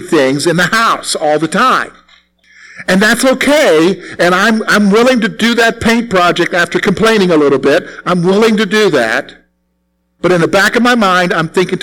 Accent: South Carolina, United States; moved away; South Carolina where I grew up

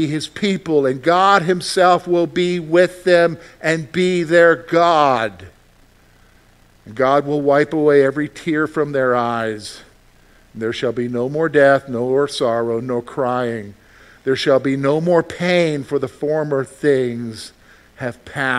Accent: Columbia, South Carolina, United States; moved away as an adult; I'm from the Carolinas, and I go back home to Columbia

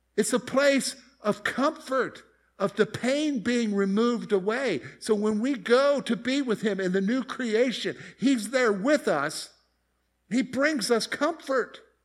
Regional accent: Columbia, South Carolina, United States; moved away as an adult; I grew up in Columbia, South Carolina.

